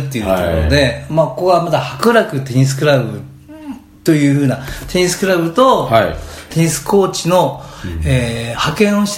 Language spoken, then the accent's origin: Japanese; Niigata, Japan; moved away as an adult; 僕出身が新潟なんですけれども、はい、新潟からこちらの体育大学に入学して